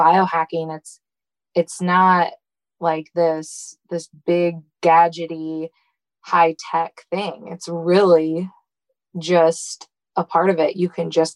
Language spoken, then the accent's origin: English; Michigan, United States; I grew up in Michigan